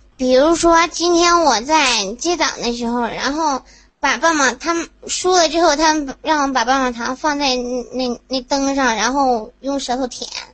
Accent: Inner Mongolia, China; 来自于美丽的大草原，内蒙古

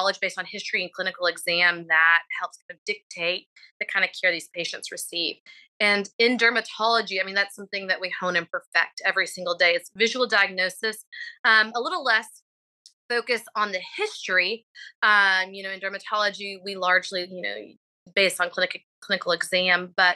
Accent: Abilene, Texas, United States; moved away as an adult; also born or lived in Indianapolis, Indiana / Nashville, Tennessee / Macon, Georgia; now in Houston, United States; I'm originally from Abilene, Texas, attended undergrad at Abilene Christian University.

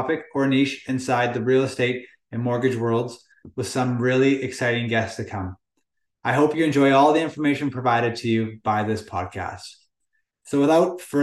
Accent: Lower Mainland, British Columbia, Canada; Born and raised in the Lower Mainland, BC

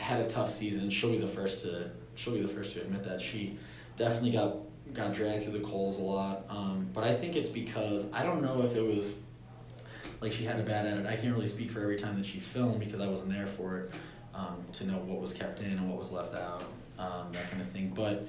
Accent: Scranton, Pennsylvania, United States; moved away as an adult; now in Los Angeles, United States; I'm from Scranton, Pennsylvania

